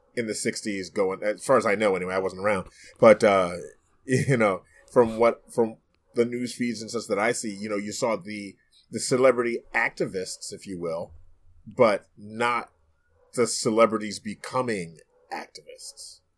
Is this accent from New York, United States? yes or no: yes; New York City, New York, United States; in my own neighborhood growing up in Brooklyn, New York